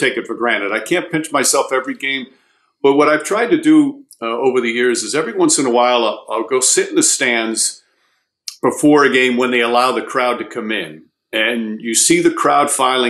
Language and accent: English; New York, United States; I grew up in New York